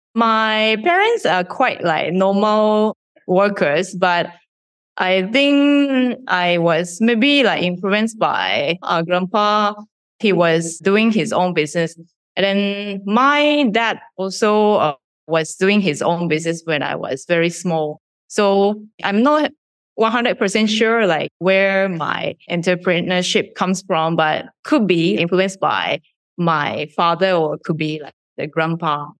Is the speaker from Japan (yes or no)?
yes; Shizuoka, Japan; moved away as an adult; now in Malaysia; I was born in a small town, Shizuoka Prefecture in Japan